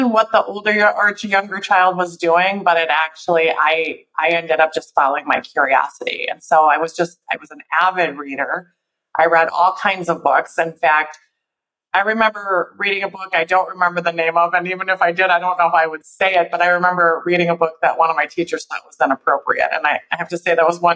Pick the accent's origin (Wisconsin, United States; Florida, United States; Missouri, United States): Wisconsin, United States; Milwaukee; also born or lived in San Diego; I'm actually from Milwaukee, but I spent the first few years of my life in San Diego. My dad was in the Navy, and we actually moved back to Milwaukee when I was about four